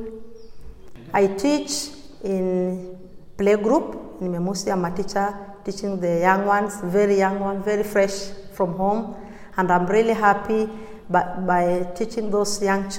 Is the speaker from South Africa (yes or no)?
no; Magadi, Kajiado County, Kenya; I come from Magadi. My family stays in Magadi, my husband and my children, they are in Magadi